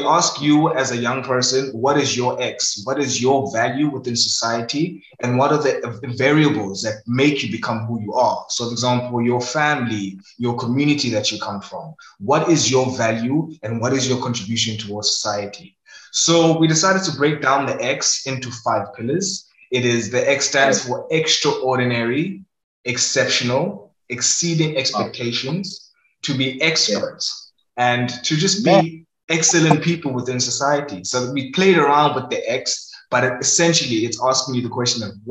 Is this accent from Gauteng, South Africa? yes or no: no; Ohlange/Ulenzi, KwaZulu-Natal, South Africa; also born or lived in Inanda; I was born and raised in Ulenzi